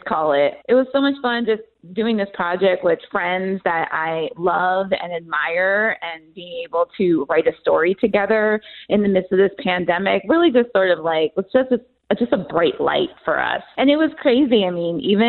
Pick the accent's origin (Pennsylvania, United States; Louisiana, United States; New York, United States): New York, United States; New York City; I grew up in Brooklyn during the 90s